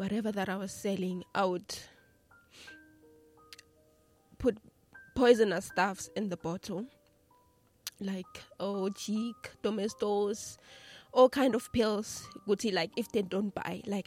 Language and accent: English; Mpumalanga, South Africa; I grew up in Matulu